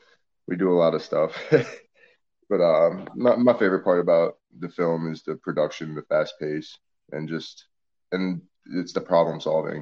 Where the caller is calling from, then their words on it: New Orleans, Louisiana, United States; It's a funny story. I'm actually sitting in New Orleans right now.